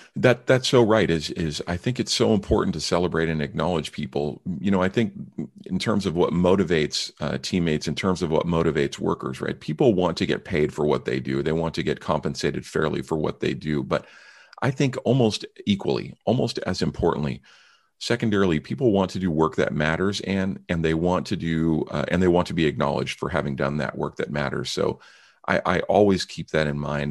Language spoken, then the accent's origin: English; San Francisco Bay Area, California, United States; also born or lived in Mount Rainier National Park, Washington State; I grew up in the San Francisco Bay Area